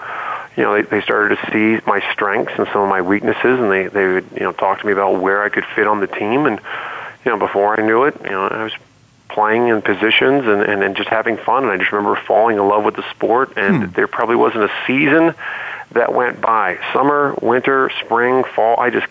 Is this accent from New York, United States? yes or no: no; Cleveland, Ohio, United States; born or raised there; also born or lived in Dublin, Ireland